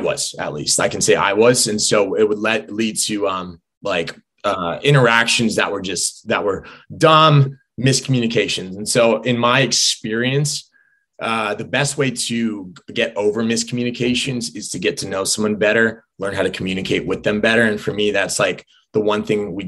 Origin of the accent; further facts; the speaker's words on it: Southern California, United States; I grew up in Southern California